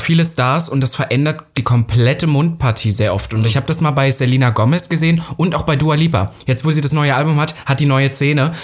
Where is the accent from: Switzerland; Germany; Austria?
Germany; Saxony-Anhalt; Nordhausen ist ja auch Sachsen-Anhalt, da wo ich herkomme